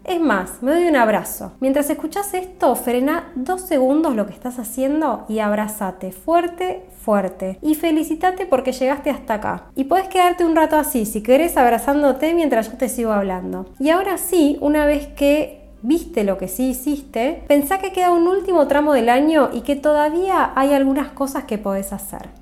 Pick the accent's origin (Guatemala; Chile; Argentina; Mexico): Argentina; La Plata, Buenos Aires Province; Desde Argentina, específicamente desde La Plata, mi ciudad natal